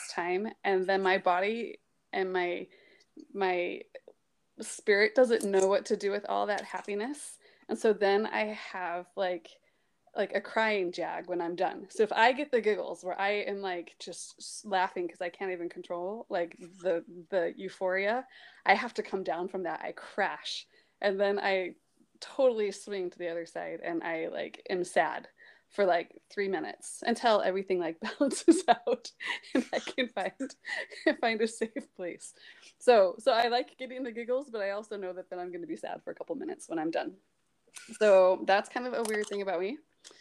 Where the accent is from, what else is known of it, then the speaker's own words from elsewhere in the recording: St. Louis, Missouri, United States; moved away as an adult; also born or lived in American Fork, Utah / Pleasant Grove, Utah / Provo, Utah / Zimbabwe; I grew up in St. Louis, Missouri